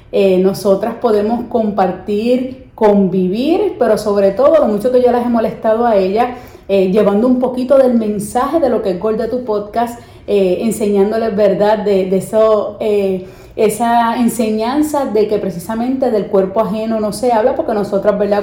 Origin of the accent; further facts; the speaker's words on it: Puerto Rico; los puertorriqueños cuando venimos a Estados Unidos